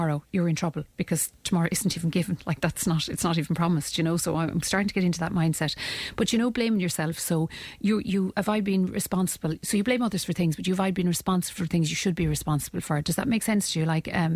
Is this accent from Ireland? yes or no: yes; Ireland; as Irish people